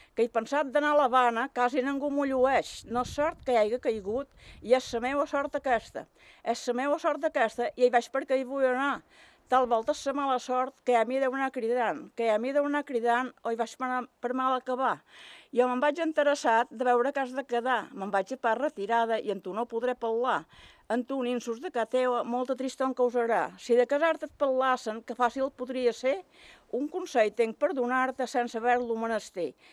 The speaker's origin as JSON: {"language": "Catalan", "town": "Sant Jordi de ses Salines", "region": "Balearic Islands", "country": "Spain", "tie": "born or raised there", "said": "Vaig néixer a Sant Jordi"}